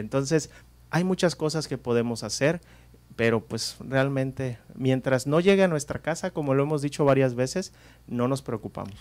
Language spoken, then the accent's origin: Spanish; Guerrero, Mexico; nosotros los que somos de Guerrero, especialmente de la costa, pues estamos acostumbrados a los temblores